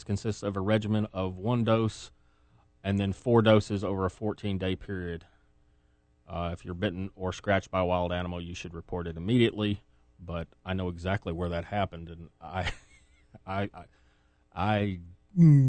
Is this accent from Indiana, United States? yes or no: no; Massachusetts, United States; now in Tennessee, United States; my home state